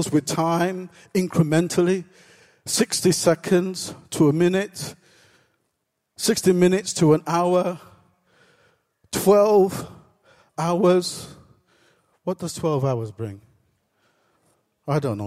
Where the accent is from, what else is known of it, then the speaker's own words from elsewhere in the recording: England, United Kingdom; I was born in this country